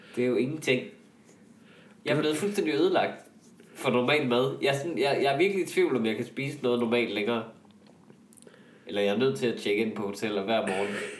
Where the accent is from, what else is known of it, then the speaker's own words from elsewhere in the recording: Jutland, Denmark; hvor er vi også to jyder